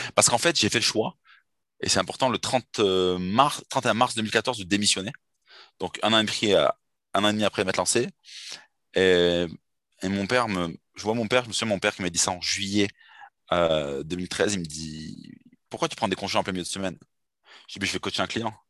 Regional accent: Bordeaux, Nouvelle-Aquitaine, France; je suis de Bordeaux

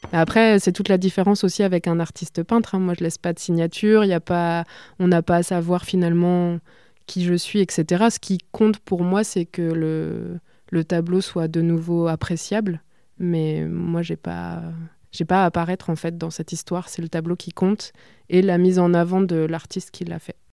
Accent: Bourges, Centre-Val de Loire, France; quand on a grandi à Bourges

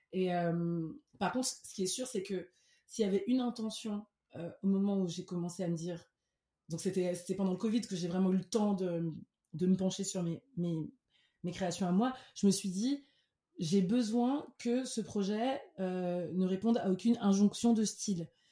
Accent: Cameroon; first language French; moved away as an adult; also born or lived in France; now in Lyon, France; J'ai grandi au Cameroun. Euh, de mes 5 à mes 18 ans, après une toute petite enfance ici en France

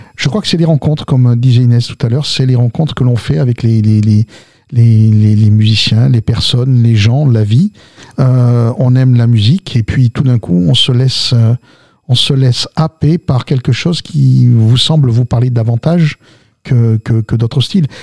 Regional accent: south of France, France; also born or lived in Algiers, Algeria / Lamalou-les-Bains / Albi / Toulouse; Alors moi, je viens d'Alger. Je suis né à Ussendé. J'ai grandi dans le sud de la France. Je suis arrivé dans les années 60, d'accord, 67 très exactement.

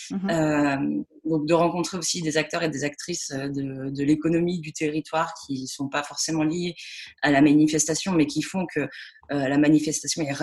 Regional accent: Lyon, Auvergne-Rhône-Alpes, France; now in Toulouse, France; Mais euh, j'ai grandi à Lyon et, ensuite j'ai fait mes études entre Avignon et l'Angleterre.

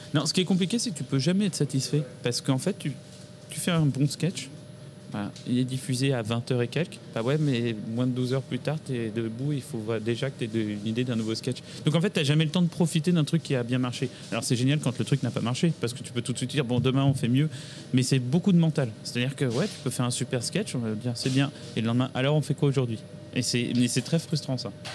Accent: Paris, Île-de-France, France; also born or lived in Boulogne-Billancourt; j'ai grandi euh, à Paris, j'ai beaucoup, beaucoup déménagé, donc un peu partout dans Paris

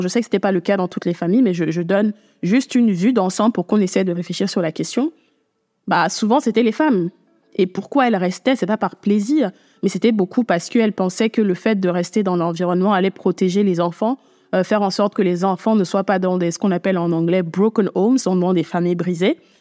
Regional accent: Cameroon; j'ai grandi au Cameroun depuis que je suis toute petite.

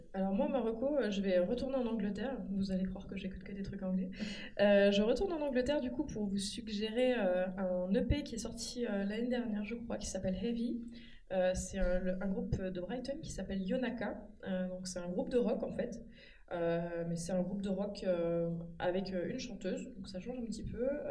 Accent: France; on est français

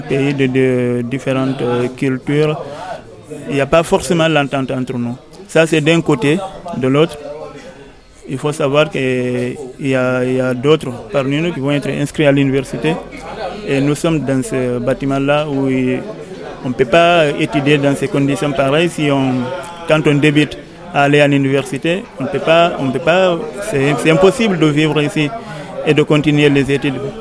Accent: Guinea; now in Grenoble, France; Je suis venu de la Guinée-Conakry

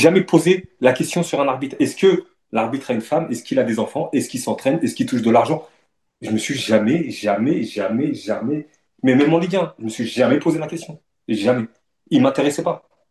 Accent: Le Havre, Normandy, France; moved away as an adult; j'ai grandi au Havre, dans un quartier du Havre

